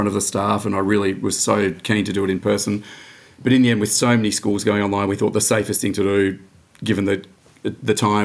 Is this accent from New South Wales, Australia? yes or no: no; Dandenong, Victoria, Australia; I grew up out in Dandenong, working class suburb, just went to Dandenong High there